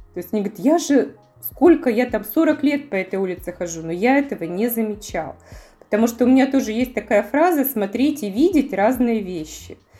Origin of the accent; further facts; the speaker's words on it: Yekaterinburg, Sverdlovsk Oblast, Russia; для меня, как для екатеринбурженки